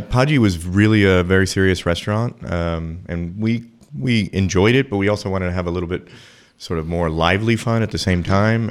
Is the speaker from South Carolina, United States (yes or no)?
no; New York City, New York, United States; moved away as an adult; now in Austin, United States; I grew up in New York City eating that kind of thing